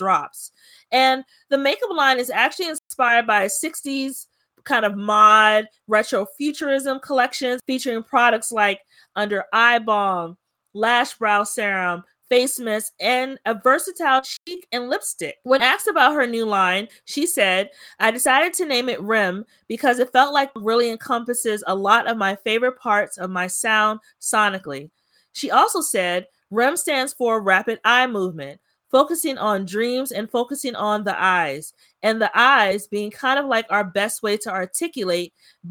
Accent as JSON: {"language": "English", "area": "Prince George's County", "region": "Maryland", "country": "United States", "said": "how proud I am to be from Prince George's County"}